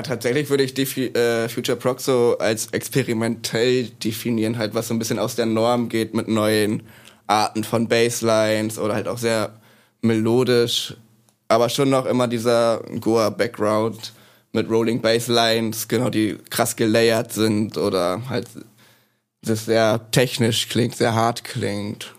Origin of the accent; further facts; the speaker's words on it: Neustrelitz, Mecklenburg-Vorpommern, Germany; also born or lived in Leipzig; now in Bremen, Germany; geboren bin ich in Neustrelitz in MacPom.